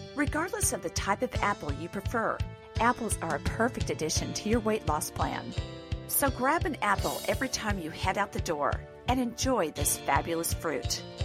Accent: Pacific Northwest, United States; I had by growing up in the Pacific Northwest

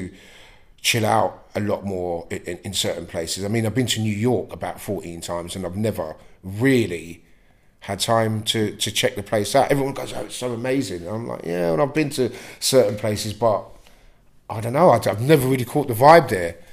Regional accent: London, United Kingdom; also born or lived in South Stratton; I was born in Brixton, and Brixton was a different place.

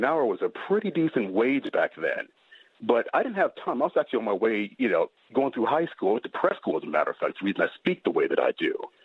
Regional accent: Newark, New Jersey, United States; now in Columbia, United States; I'm from Newark, New Jersey.

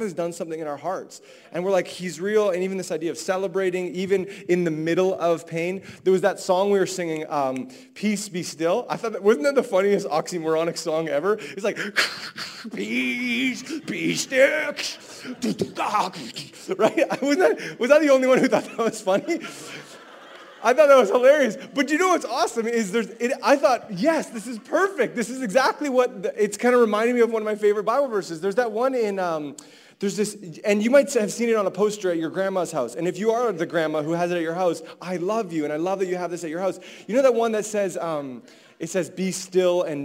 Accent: Vancouver, British Columbia, Canada; I'm from Vancouver.

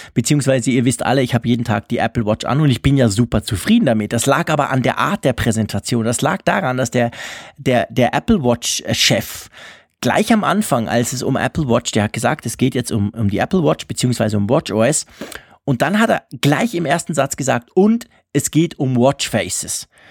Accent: Switzerland; als Schweizer

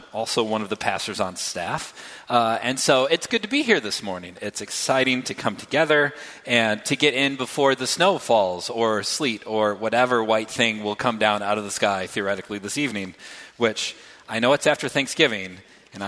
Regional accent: Reed City, Michigan, United States; moved away as an adult; also born or lived in New York City / Grand Rapids, Michigan; I grew up in Reed City, Michigan, small town, 4,000 people, twice as many deer, four times as many pine trees.

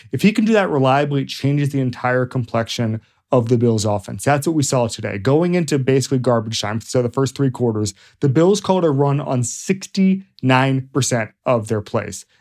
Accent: Florida, United States; I'm from Florida

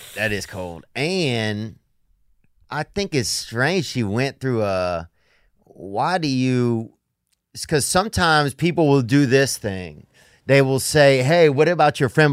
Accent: Louisiana, United States; I'm from Louisiana

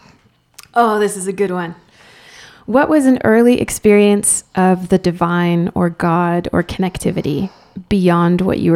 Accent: Spain; first language Spanish; English is a second language; now in United States; there was no difference between me and all my Spanish friends, and went to Spanish public school. My first language was Spanish. My real kind of cultural association is in Spain.

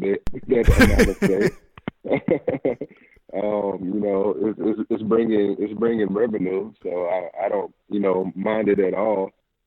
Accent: Charlotte, North Carolina, United States; Charlotte is my hometown

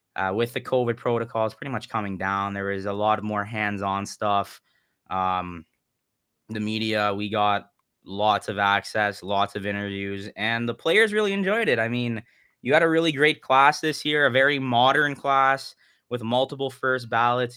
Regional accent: British Columbia, Canada; also born or lived in United States; as a Canadian American. I was cheering for Canada 'cause that's how I was raised

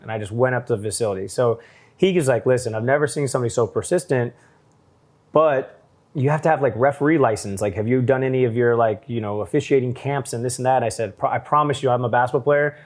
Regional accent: St. Louis, Missouri, United States; I was from Saint Louis

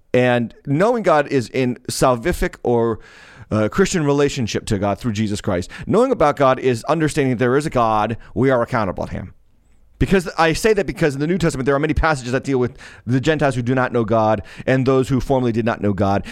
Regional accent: Massachusetts, United States; Massachusetts, my home state

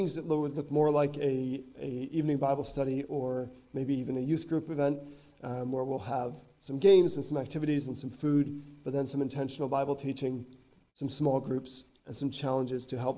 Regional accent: United States; moved away as an adult; now in Northern Ireland, United Kingdom; Being American

